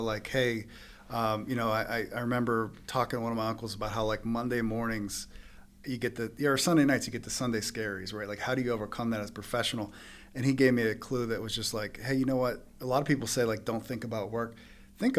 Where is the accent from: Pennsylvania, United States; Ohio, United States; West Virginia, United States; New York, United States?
Pennsylvania, United States; Baldwin; I'm from Baldwin, but my dad's family's from Bloomfield